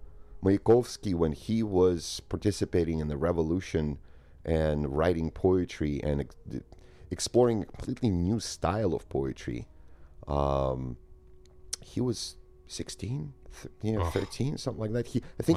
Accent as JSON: {"language": "English", "region": "Moscow", "country": "Russia", "tie": "born or raised there", "also_born_or_lived": "Ukraine", "said": "So I grew up in Soviet Union, in between Moscow and a small town in Ukraine"}